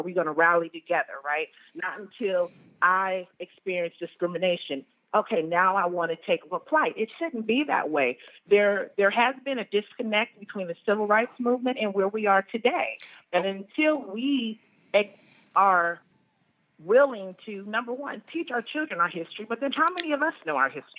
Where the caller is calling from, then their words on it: Dallas, Texas, United States; From Dallas, Texas.